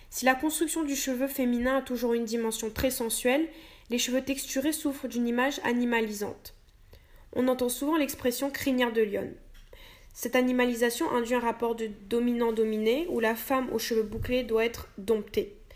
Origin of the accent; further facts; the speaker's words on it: Réunion, France; Ça a surtout démarré quand je suis arrivée en métropole puisque je suis originaire de La Réunion.